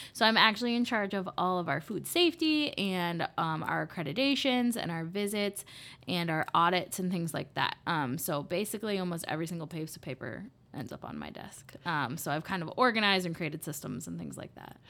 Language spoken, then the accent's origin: English; Des Moines, Iowa, United States; also born or lived in Minnesota; now in Dubuque, United States; I grew up in Beaverdale